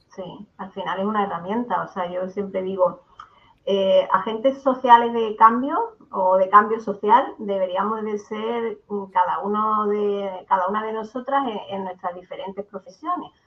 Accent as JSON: {"language": "Spanish", "town": "Barbate", "region": "Andalusia", "country": "Spain", "also_born_or_lived": "Granada", "moved": "yes", "lives_now": "Seville, Spain", "said": "vivo en Sevilla ahora mismo, pero soy de Barbate, de Cádiz, de un pueblecito del sur."}